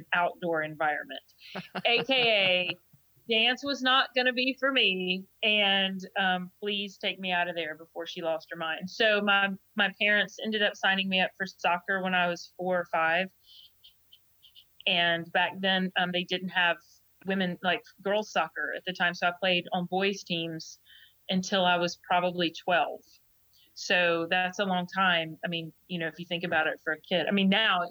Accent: Georgia, United States; moved away as an adult; also born or lived in Jacksonville, Alabama; I grew up in Georgia.

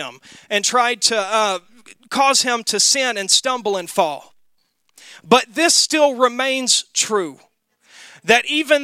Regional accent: Mississippi, United States; now in Wisconsin, United States; Growing up in Mississippi

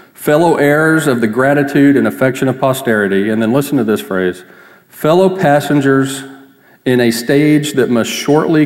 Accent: Texas, United States; I grew up in Texas. I've lived here most of my life

